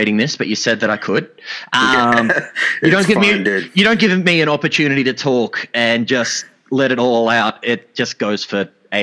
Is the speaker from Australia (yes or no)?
yes; Australia; I'm an Australian